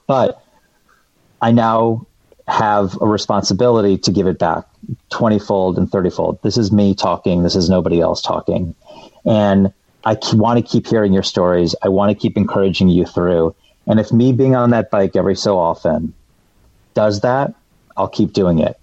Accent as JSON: {"language": "English", "town": "Detroit", "region": "Michigan", "country": "United States", "moved": "yes", "said": "I'm from the Metro Detroit area"}